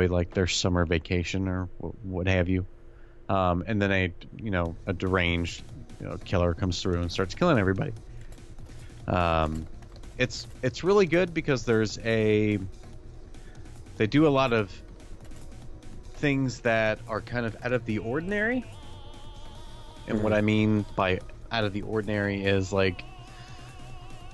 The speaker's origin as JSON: {"language": "English", "country": "United States", "said": "as an American who watches not a lot of foreign films"}